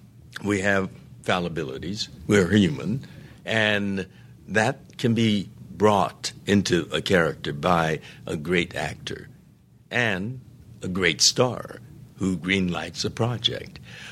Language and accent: English; United States; I maintain that I'm Japanese American